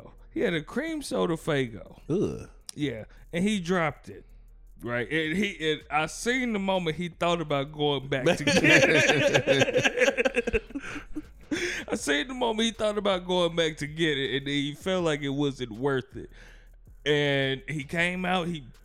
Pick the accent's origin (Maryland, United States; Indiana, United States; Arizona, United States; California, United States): Indiana, United States; Gary; I'm from Gary